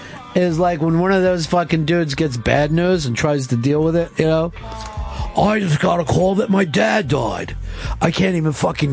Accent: Iowa, United States; since I was born and raised in Iowa and have never gotten out, I will keep smoking weed.

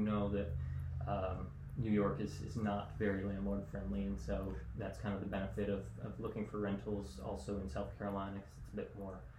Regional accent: Canada; Yeah, I guess I am Canada. Kind of lost my accent.

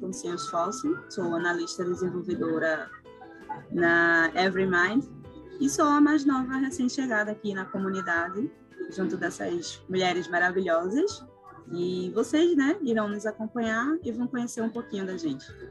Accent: Recife, Pernambuco, Brazil; sou de Recife

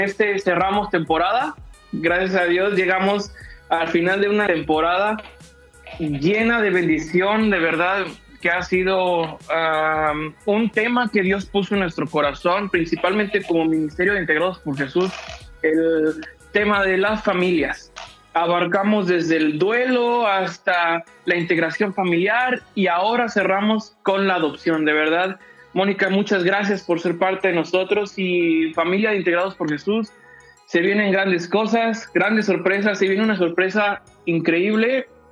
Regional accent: Mexico; tenemos como cultura mexicana

